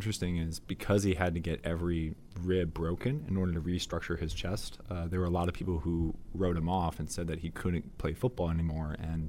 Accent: Chicago, Illinois, United States

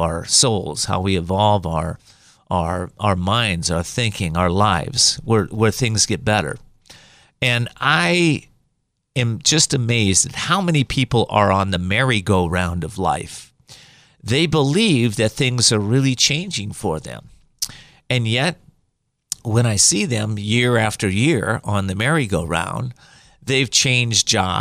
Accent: Whittier, California, United States; I grew up in Whittier, California

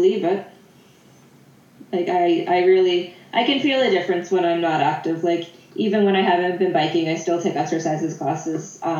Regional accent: Prince Edward Island, Canada; moved away as an adult; also born or lived in Charlottetown; now in Edmonton, Canada; when I grew up in Prince Edward Island, so I moved into Charlottetown

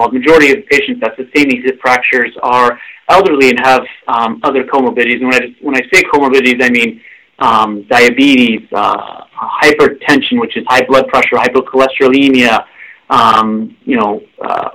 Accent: Seattle, Washington, United States; moved away as an adult; also born or lived in Oregon / Detroit; now in Bay Area, United States; I'm originally from the Northwest, Pacific Northwest, Seattle area

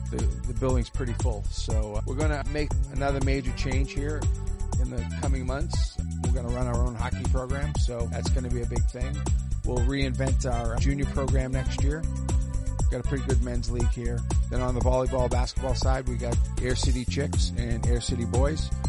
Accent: Boston, Massachusetts, United States; moved away as an adult; now in Dayton, United States; Boston. I moved here in 1988 owned a few businesses. My first hockey situation here in Dayton was at Sports Plus. You know, I played hockey in Boston.

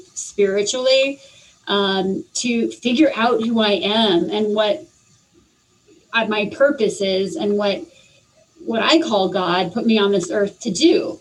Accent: Arizona, United States; also born or lived in Spain / Mexico; growing up in Arizona, being very Hispanic based, I learned how to speak Spanish

